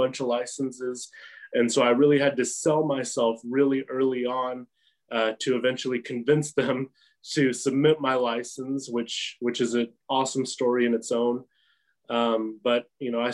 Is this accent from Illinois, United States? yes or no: no; Midland, Texas, United States; also born or lived in The Woodlands, Texas; I was raised here in Midland. I started kindergarten here in Midland